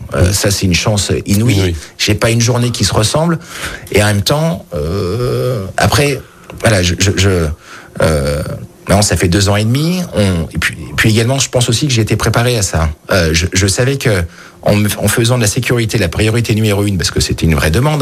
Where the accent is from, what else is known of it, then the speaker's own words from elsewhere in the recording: Lyon, Auvergne-Rhône-Alpes, France; je suis lyonnais, j'ai toujours habité Lyon, sauf trois ans à l'étranger